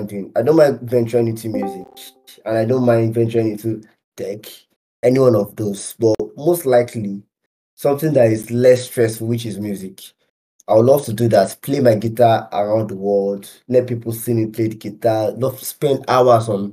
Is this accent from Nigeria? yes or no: yes; Nigeria; as a Nigerian